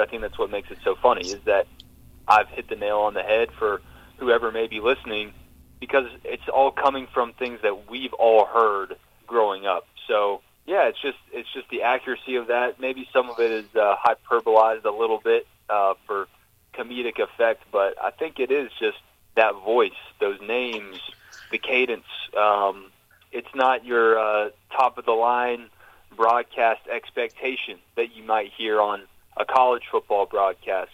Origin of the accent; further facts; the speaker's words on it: Georgia, United States; growing up in Georgia